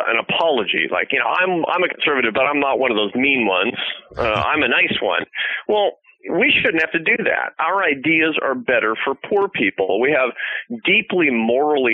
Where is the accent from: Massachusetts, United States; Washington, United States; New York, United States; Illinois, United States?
Washington, United States; Seattle; I grew up in Seattle in a liberal home